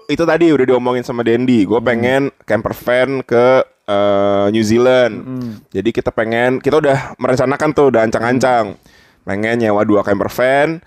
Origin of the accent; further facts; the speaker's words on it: Bali, Indonesia; karena gue orang Bali ya jadi pasti di Bali.